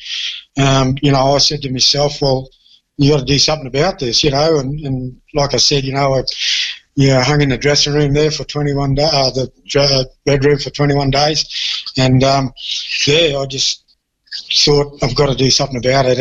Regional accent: Townsville, Queensland, Australia; I'm a Townsville boy. I grew up in Townsville

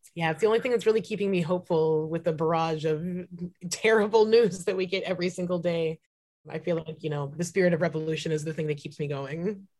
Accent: Santa Cruz, California, United States; also born or lived in San Francisco; now in Portland, United States; I was born and raised in San Francisco and Santa Cruz. Um, so I'm very much like a Bay Area, California kid.

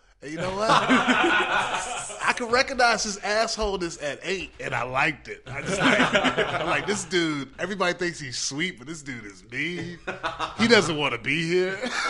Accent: Newport News, Virginia, United States; I'm from Hampton, really? Virginia, Newport News, Virginia.

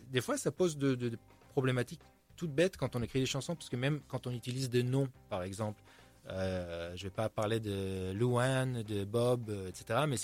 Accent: Tel Aviv, Tel Aviv District, Israel; French is a second language; also born or lived in United States; now in France; je viens d'Israël, je suis né à Tel Aviv. Donc j'ai grandi, forcément, même si je suis, euh, je suis pas du tout croyant et j'ai grandi dans un environnement très laïque.

